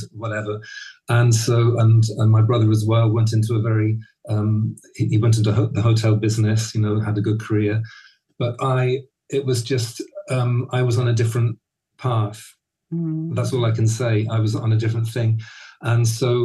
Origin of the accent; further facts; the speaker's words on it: Birmingham, West Midlands, United Kingdom; also born or lived in Johannesburg, South Africa; most of my growing up time in or close to Birmingham, the middle of England